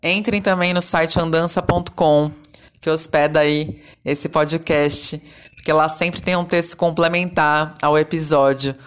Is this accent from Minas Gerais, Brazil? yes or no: no; Caieiras, São Paulo, Brazil; now in São Paulo, Brazil; Fui criada em Caeiras, na região metropolitana de São Paulo, a noroeste da capital, e moro há alguns anos no bairro do Bexiga, na região central